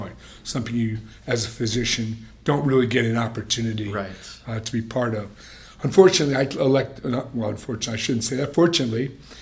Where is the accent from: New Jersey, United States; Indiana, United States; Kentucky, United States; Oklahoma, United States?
New Jersey, United States; moved away as an adult; also born or lived in Philadelphia / Ohio; now in Las Vegas, United States; I'm a kid from Jersey, married a girl from Texas